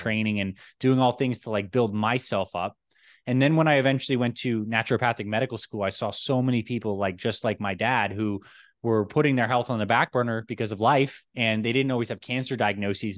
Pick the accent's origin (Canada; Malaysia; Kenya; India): Canada; Toronto, Ontario; moved away; also born or lived in New York; I was born in New York, and I actually grew up in Toronto, Canada.